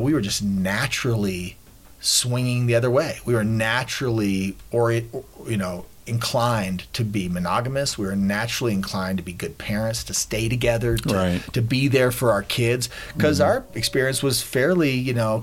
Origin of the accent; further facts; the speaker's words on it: Woodstock, New York, United States; I was born in Woodstock in 1969 to some flower children